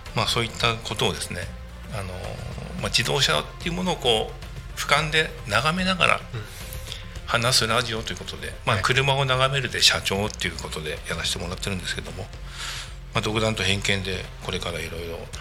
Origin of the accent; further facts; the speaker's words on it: Katsushika, Tokyo, Japan; also born or lived in Kashiwa, Chiba / Narita, Chiba; now in Tako, Japan; 生まれがですね、はい、東京の葛飾で